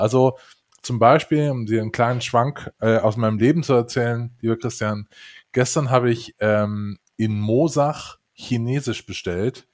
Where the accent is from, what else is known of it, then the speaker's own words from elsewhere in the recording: western Germany, Germany; ich bin ja ein, ein Westdeutscher